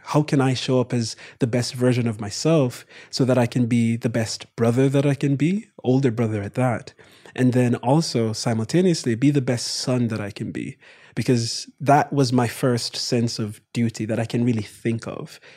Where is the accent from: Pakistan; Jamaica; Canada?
Jamaica; Kingston; moved away as an adult; now in United States; my brother and I born and raised in Jamaica